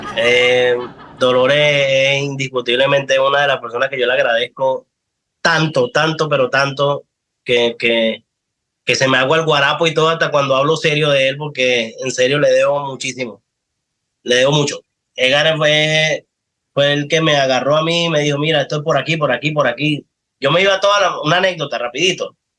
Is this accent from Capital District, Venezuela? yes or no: no; Los Teques, Miranda, Venezuela; also born or lived in Caracas; Yo soy de Los Teques. Yo nací en Caracas, pero me crié en Los Teques